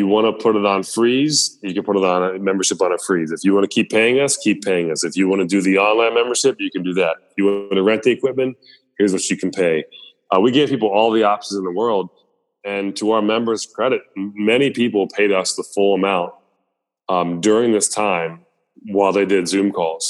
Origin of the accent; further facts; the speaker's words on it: Columbia, Maryland, United States; growing up in Columbia, where it was super diverse